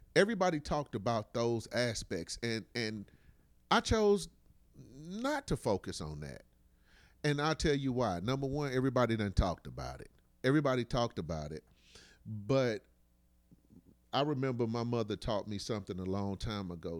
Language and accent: English; United States; those of us who have been born and raised in America